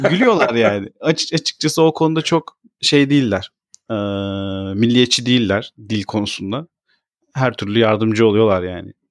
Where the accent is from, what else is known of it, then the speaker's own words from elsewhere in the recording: Turkey; moved away as an adult; now in Netherlands; ben Türkiye'de doğdum büyüdüm.